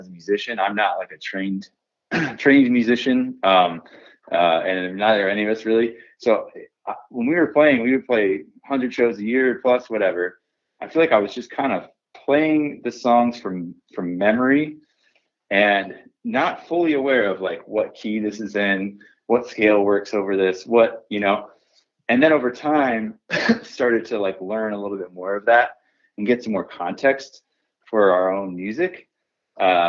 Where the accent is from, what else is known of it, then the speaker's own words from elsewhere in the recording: Oneonta, New York, United States; moved away as an adult; also born or lived in Ithaca, New York; we're from Oneonta, New York